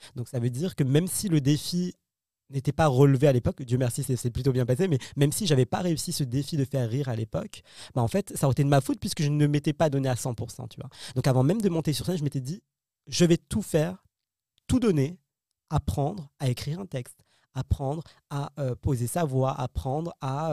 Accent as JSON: {"language": "French", "town": "Paris", "region": "Île-de-France", "country": "France", "tie": "born or raised there", "said": "je suis né en France, euh, Paris, euh, bac S"}